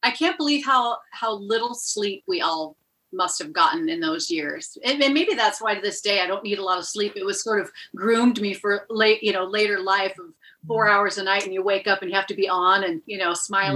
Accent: Seattle, Washington, United States; I'm from Seattle, Washington, originally

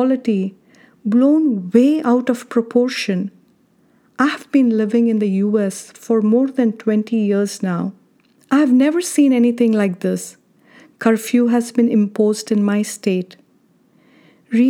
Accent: India; now in United States; I don't think the word humility existed in my dictionary while growing up in India

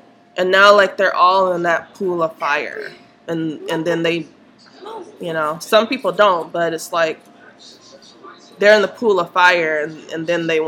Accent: Minnesota, United States; I grew up in Minnesota

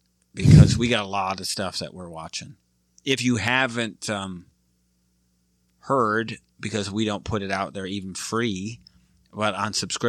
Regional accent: Michigan, United States; now in Dallas, United States; So I'm a Red Wings fan because I'm from Michigan, but we're in Dallas

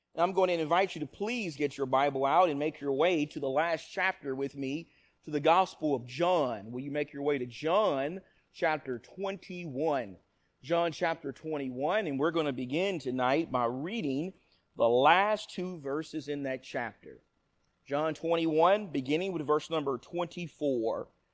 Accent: Nacogdoches, Texas, United States; My grandparents from the time I was a little baby raised me in Nacogdoches, Texas.

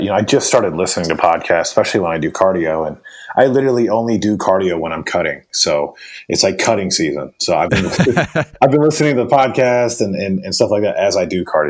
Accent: the South, United States; You know, I grew up in the South here. So for me, it was always just kind of like, it was my lifestyle.

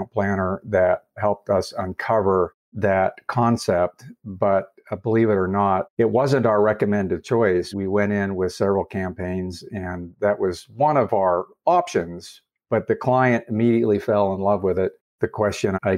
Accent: Salt Lake City, Utah, United States; moved away as an adult; also born or lived in New York / Las Vegas; my hometown of Salt Lake City. I wasn't sure I would ever come back to Salt Lake after leaving and living lots of other places

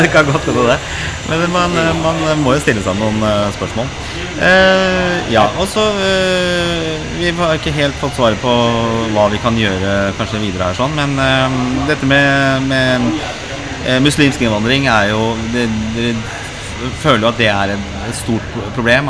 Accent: Oslo, Norway; also born or lived in Lindeberg, Oslo; er jo født og oppvokst på Torshov og, og Grünerløkka

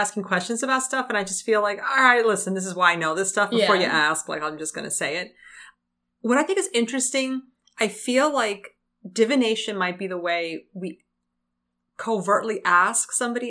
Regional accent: Bronx, New York, United States; wait, are you Puerto Rican? Yeah, I'm from the Bronx.

